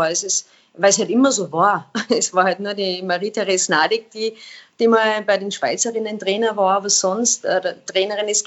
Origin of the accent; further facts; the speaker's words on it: Austria; weil als Österreicher oder beim ÖSV gilt gibt es natürlich schon einen extrem hohen Anspruch